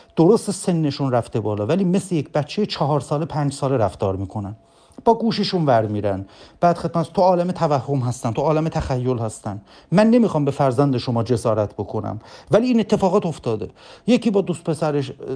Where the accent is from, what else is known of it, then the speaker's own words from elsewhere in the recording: Bonab, East Azerbaijan, Iran; now in Tabriz, Iran; بنده اصلیتم تبریزی نیست من اصلیتم بنابیه